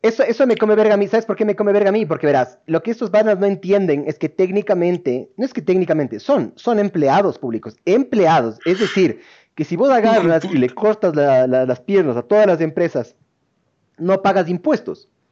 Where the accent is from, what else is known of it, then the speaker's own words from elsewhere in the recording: Ecuador; also born or lived in Argentina; somos ecuatorianos